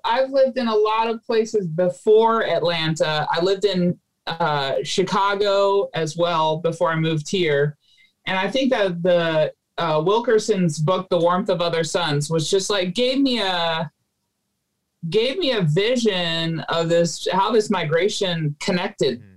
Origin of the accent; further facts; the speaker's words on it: Philippines; moved away; I grew up in the Philippines